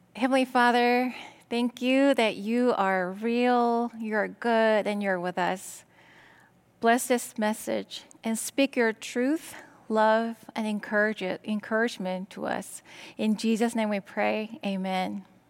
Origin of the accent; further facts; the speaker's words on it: South Korea; English is a second language; moved away as an adult; now in United States; I was born and raised in Korea. In my mid-twenties, I decided that I wanted to go to America